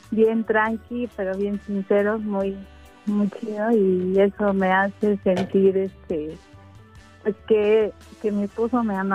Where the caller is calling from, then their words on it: Atizapán de Zaragoza, State of Mexico, Mexico; hablando de Atizapán de Zaragoza.